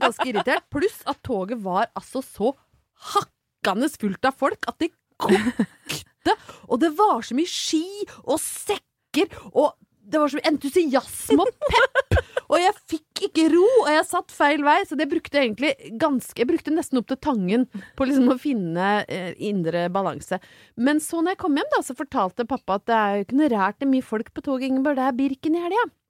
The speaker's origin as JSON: {"language": "Norwegian", "town": "Brøttum", "region": "Innlandet", "country": "Norway", "tie": "born or raised there", "moved": "yes", "said": "var jeg hjemme på Brøttum"}